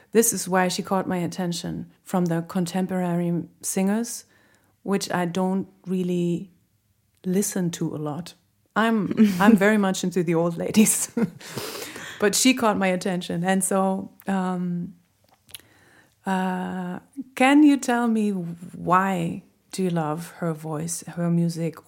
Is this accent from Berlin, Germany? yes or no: yes; Berlin, Germany; she is a real Berliner, just like me.